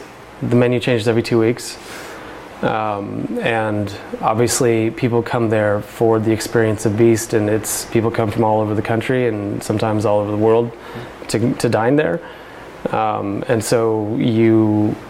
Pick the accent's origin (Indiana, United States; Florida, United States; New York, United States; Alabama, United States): Indiana, United States; I'm from Indiana